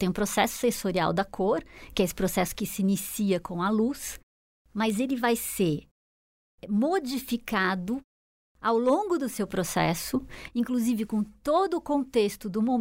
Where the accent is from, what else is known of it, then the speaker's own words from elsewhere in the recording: Brazil; also born or lived in Chicago; eu sou brasileira. E eu sou feliz por ter esse, esse clima maravilhoso que a gente tem.